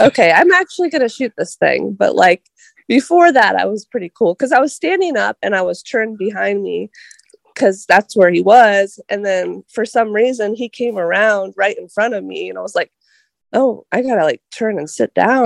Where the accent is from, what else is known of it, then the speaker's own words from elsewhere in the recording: Columbus, Ohio, United States; moved away as an adult; now in Wellington, United States; I grew up in the Columbus area, but now I live in Wellington, Ohio